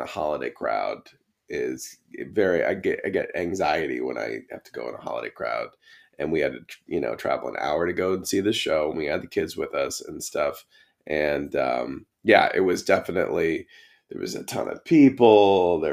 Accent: Hartford, Connecticut, United States; I can go see a show in my hometown and not see anybody, in Hartford

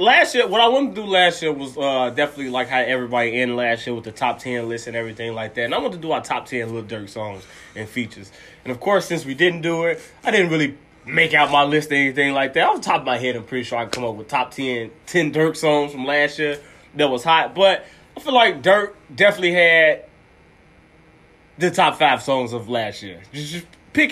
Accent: Chicago, Illinois, United States; I'm from Chicago

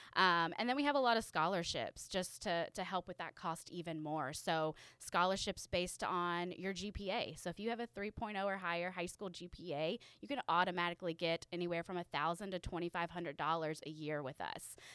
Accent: Louisville, Kentucky, United States; I'm from Louisville, uh, Kentucky

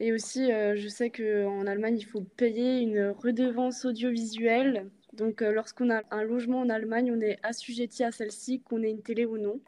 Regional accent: Alsace, Grand Est, France; j'ai 21 ans et je viens d'Alsace

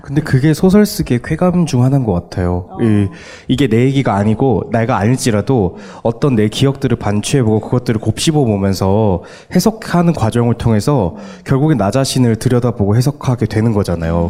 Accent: Daegu, South Korea; 제 고향이었던 수성못이라는 곳이 있어요, 대구에.

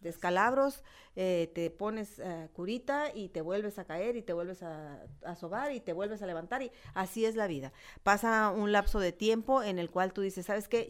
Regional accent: Nayarit, Mexico; now in Tijuana, Mexico; todos nosotros los que orgullosamente somos Nayaritas

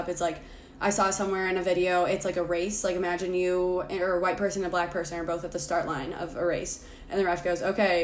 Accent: Lake Forest, Illinois, United States; growing up in Lake Forest as like two white girls

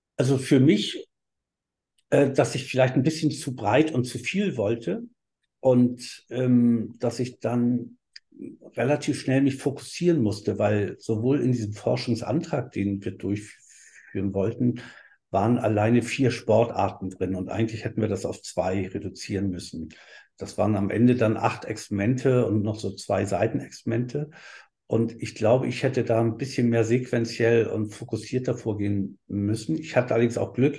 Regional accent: Hamburg, Germany; moved away as an adult; also born or lived in Berlin / Heidelberg; ich bin ja in Hamburg groß geworden und in Berlin auch viel gewesen

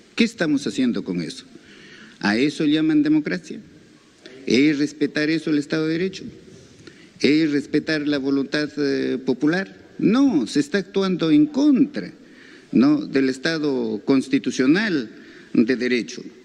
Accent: Peru; somos todos los peruanos

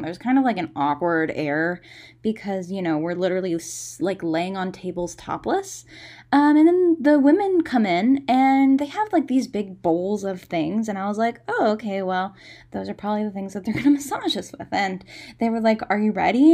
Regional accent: United States; dumb tourists from America

